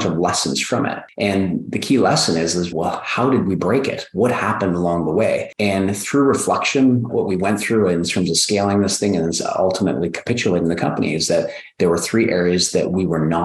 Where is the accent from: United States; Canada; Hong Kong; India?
Canada; I'm from Canada, I'm a toy maker from the North.